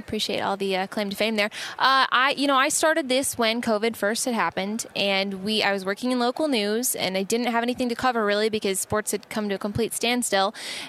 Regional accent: Midwest, United States; growing up in the Big Ten territory, I knew that dynamic pretty well.

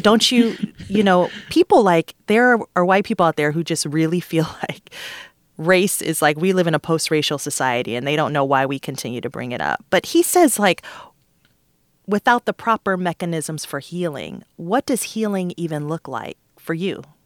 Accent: Detroit, Michigan, United States; I'm from Detroit

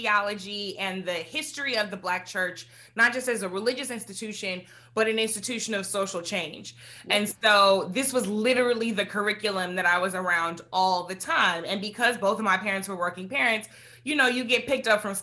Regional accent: St. Louis, Missouri, United States; growing up in St. Louis is, you know, a mid-sized city with a small town feel

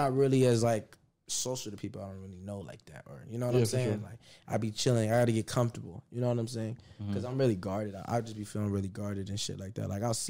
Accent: Seattle, Washington, United States; It's because I'm from Seattle

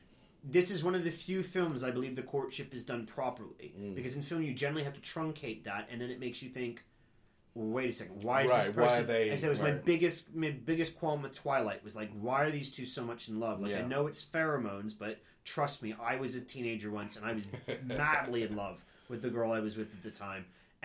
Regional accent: Cincinnati, Ohio, United States; born or raised there

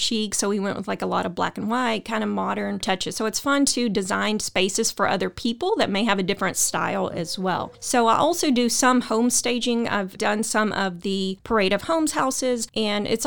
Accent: Waco, Texas, United States; I'm from Waco

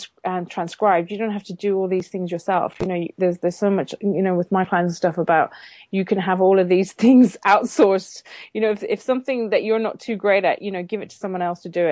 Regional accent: Ireland; also born or lived in London, United Kingdom; now in United Kingdom; I grew up in Ireland.

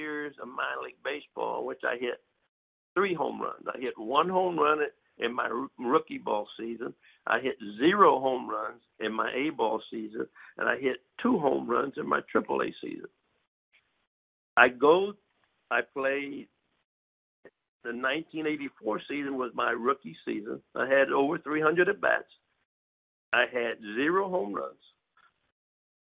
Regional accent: Missouri, United States; I literally lived in New York all winter, and I was really from Missouri

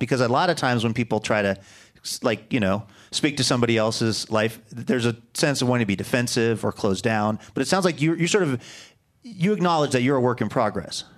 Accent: Seattle, Washington, United States; moved away; Even as a little kid growing up in Seattle

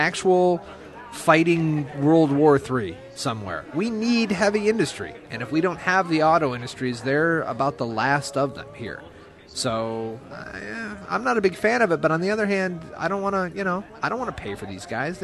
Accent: Michigan, United States; I'm from Michigan

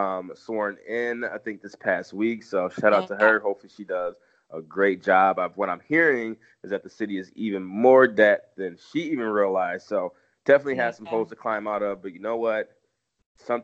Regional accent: Chicago, Illinois, United States; now in Tampa, United States; I'm from Chicago

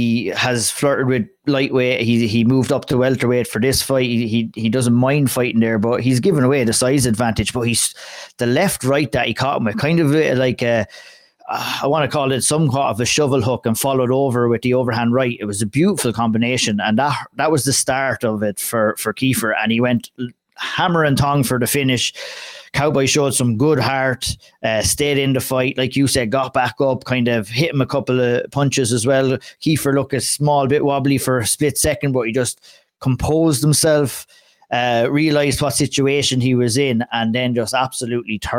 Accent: Ireland

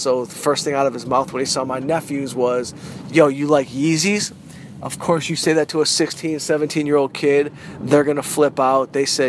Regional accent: Southfield, Michigan, United States; also born or lived in Detroit; I'm from Detroit. I'm from Southfield, Michigan.

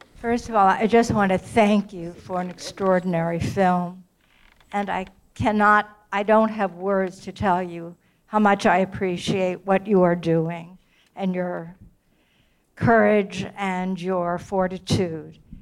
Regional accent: United States; an American Jew

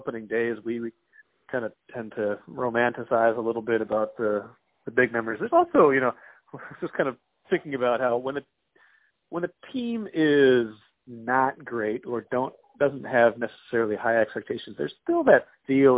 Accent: Grand Forks, North Dakota, United States; growing up in Grand Forks

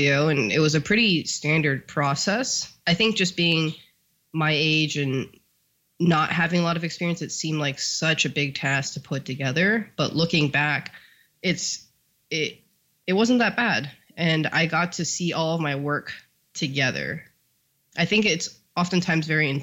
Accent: California, United States; moved away as an adult; also born or lived in New York; They definitely referred to me as California girl.

